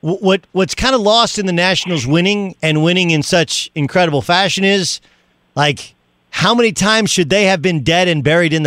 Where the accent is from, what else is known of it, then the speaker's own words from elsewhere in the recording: California, United States; Obviously, growing up in Southern California, going to Orange Lutheran and then to UCLA, that's home.